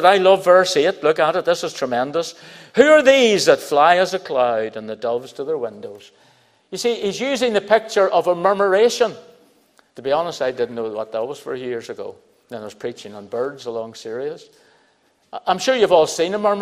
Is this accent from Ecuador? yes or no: no; Belfast, Northern Ireland, United Kingdom; I was brought up in Belfast